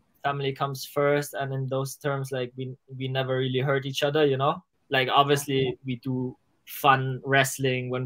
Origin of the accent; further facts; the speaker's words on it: Germany; we grew up in Germany next to the school, elementary school